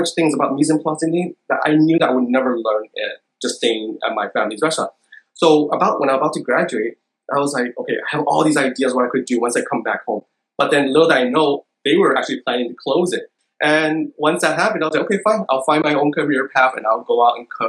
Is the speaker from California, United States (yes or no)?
yes; Calexico, California, United States; I was born in the United States. So I grew up in a small town called Calexico